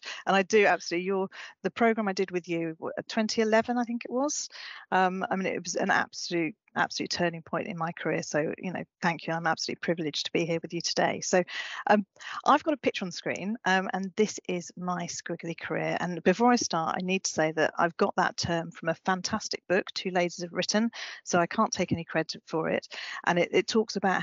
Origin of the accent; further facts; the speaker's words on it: Brighton, South East England, United Kingdom; moved away as an adult; also born or lived in Glasgow; I was born in Brighton and went to Glasgow.